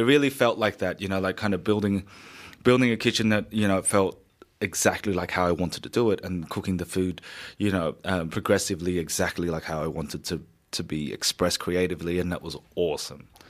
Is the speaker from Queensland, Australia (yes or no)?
no; Sydney, New South Wales, Australia; moved away as an adult; now in Melbourne, Australia; So originally, I'm from Sydney. I moved to Melbourne in two thousand thirteen